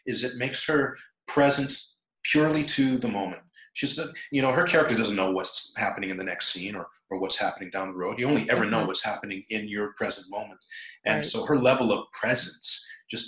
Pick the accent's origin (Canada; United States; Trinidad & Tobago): Trinidad & Tobago; We're both from Trinidad